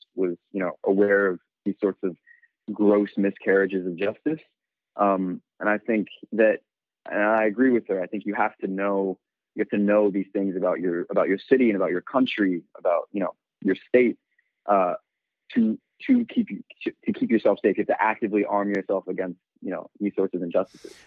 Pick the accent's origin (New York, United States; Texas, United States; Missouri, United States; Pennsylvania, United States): New York, United States; New York City; I'm born and raised in New York. I grew up in in Bed-Stuy in Brooklyn.